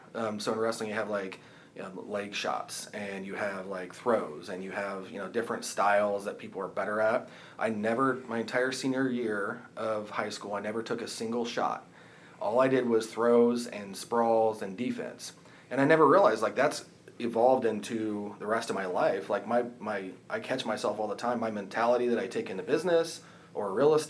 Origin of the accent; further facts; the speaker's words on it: Middletown, Indiana, United States; we also have an office in Middletown, which is just across the county line in Henry County, but that's my hometown.